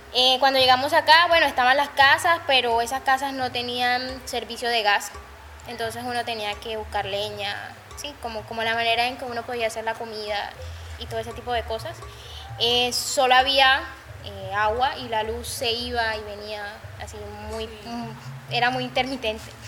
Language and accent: Spanish; Cartagena, Bolívar, Colombia; como cartageneros, sí, somos cartageneros